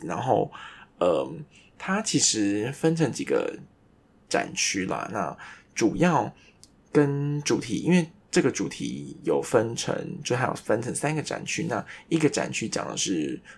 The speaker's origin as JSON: {"language": "Chinese", "country": "Taiwan", "said": "我们台湾人"}